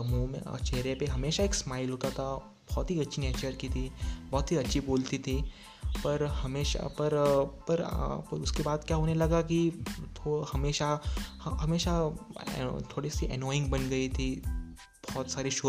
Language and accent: Hindi; Sindhudurg, Maharashtra, India; मैं अब सिंधुदुर्ग महाराष्ट्र से हूँ सो या, हमारे यहाँ के लोग वो बहुत सारे वहाँ रहते थे